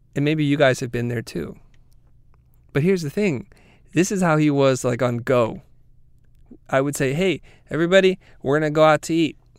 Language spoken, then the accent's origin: English; United States; as a person growing up in America, being first generation